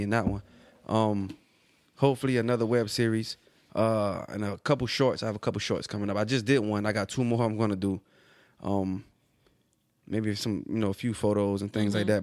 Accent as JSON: {"language": "English", "region": "Florida", "country": "United States", "moved": "yes", "lives_now": "Atlanta, United States", "said": "I'm originally from Florida, but I live in Atlanta."}